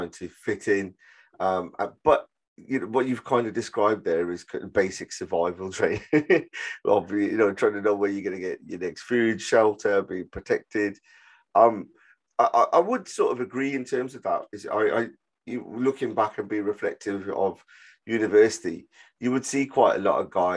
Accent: Birmingham, West Midlands, United Kingdom; I was from Handsworth, living in, family, multi-generational family, then going to university

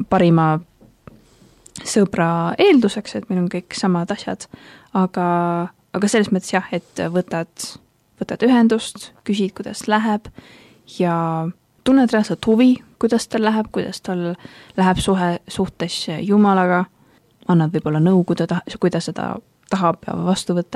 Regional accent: Tallinn, Harju County, Estonia; now in Tartu, Estonia; ma muidu olen pärit Tallinnast, aga praegu õpin siis ülikoolis õpin äh, ajalugu ja arheoloogiat täpsemalt ning äh, pean Tartut enda koduks hetkel

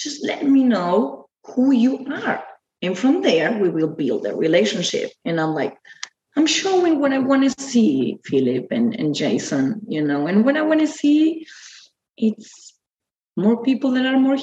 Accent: Argentina; Yes, I'm from Argentina. We are all from Argentina.

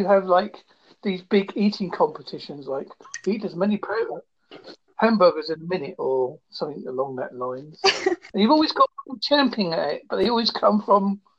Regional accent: United Kingdom; now in Holsworthy, United Kingdom; obviously I'm British

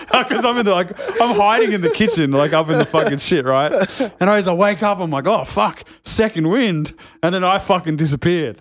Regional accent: Sydney, New South Wales, Australia; I'm from North Narrabeen

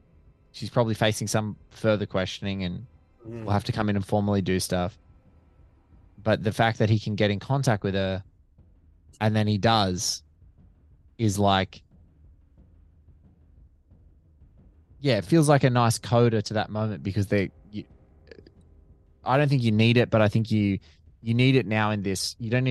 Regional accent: Chicago, Illinois, United States; But speaking as a Chicagoan, you guys are, you know, so big in your community of improv.

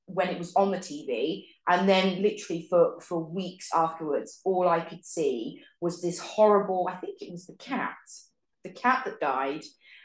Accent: England, United Kingdom; And I'm English.

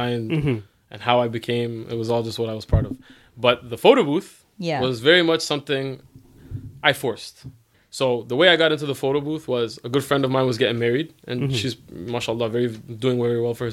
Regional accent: Toronto, Ontario, Canada; I'm from Toronto

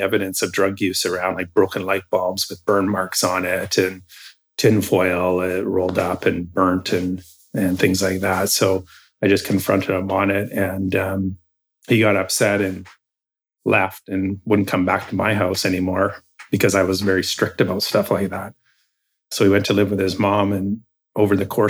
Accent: Campbell River, British Columbia, Canada; moved away; also born or lived in Hope, British Columbia; I was born and raised in Campbell River

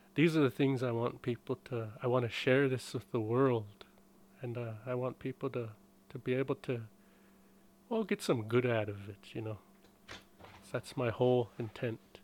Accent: Blackfeet Reservation, Montana, United States; I was born in Montana, raised on a res.

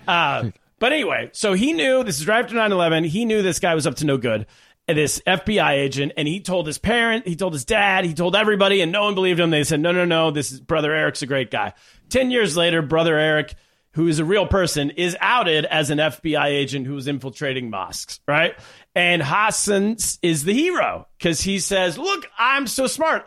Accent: Sacramento, California, United States; Sacramento, California, yes, also my hometown

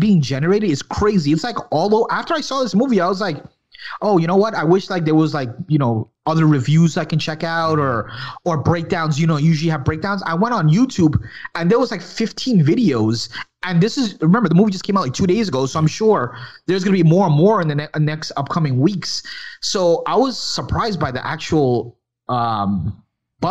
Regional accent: New York, United States; I was born in New York, but my background is Guyanese, which is in South America from Guyana.

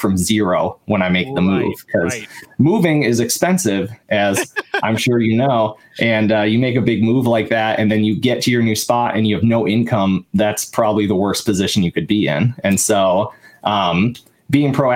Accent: Waukesha, Wisconsin, United States; moved away as an adult; also born or lived in Eau Claire, Wisconsin / Texas; now in Chicago, United States; I grew up in the Milwaukee area. I'm from Waukesha, Wisconsin

